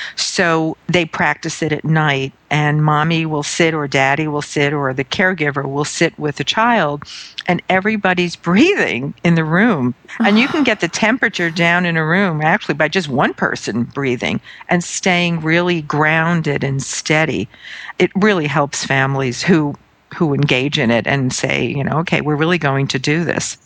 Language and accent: English; New York City, New York, United States; I'm from Brooklyn, New York